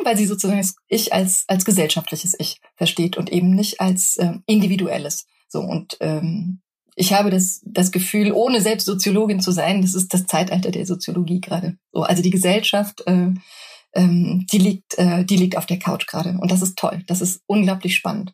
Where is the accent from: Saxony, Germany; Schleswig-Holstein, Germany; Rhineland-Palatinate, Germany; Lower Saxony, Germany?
Rhineland-Palatinate, Germany; foot of the Hunsrück; now in Berlin, Germany; Ich bin in einem kleinen, sehr hübschen Dörfchen ähm, am Fuße des Hunsrücks aufgewachsen